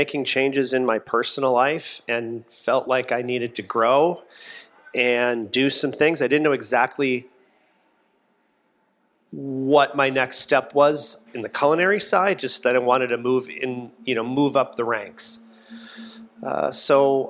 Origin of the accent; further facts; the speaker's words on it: Minnesota, United States; also born or lived in St. Paul, Minnesota; where I grew up in Minnesota